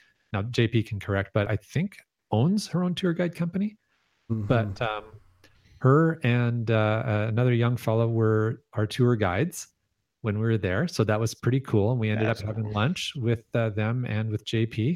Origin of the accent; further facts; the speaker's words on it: Canada; I'm so Canadian